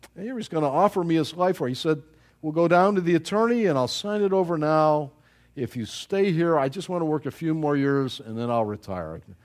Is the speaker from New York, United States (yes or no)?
yes; Buffalo, New York, United States; moved away; I was from Buffalo